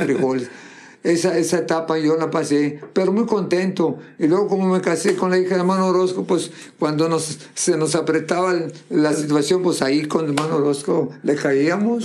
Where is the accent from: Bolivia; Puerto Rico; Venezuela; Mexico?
Mexico; Monterrey, Nuevo León; moved away as an adult; also born or lived in Texas; yo soy de Monterrey